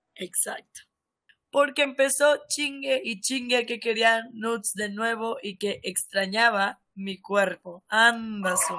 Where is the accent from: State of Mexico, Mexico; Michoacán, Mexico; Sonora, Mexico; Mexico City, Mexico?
Sonora, Mexico; yo soy de Sonora